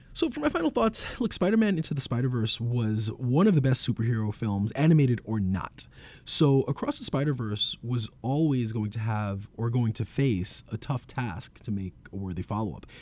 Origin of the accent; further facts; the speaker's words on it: New York City, New York, United States; As someone who's born and raised in New York and who's lived in Brooklyn and Queens for most of my life